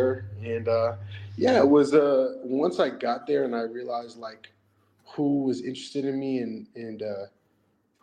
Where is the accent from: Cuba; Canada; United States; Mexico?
Canada; also born or lived in Lennoxville, Quebec; I'm Canadian